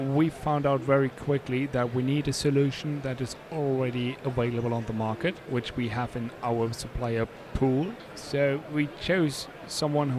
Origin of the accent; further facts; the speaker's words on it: Germany; I'm from Germany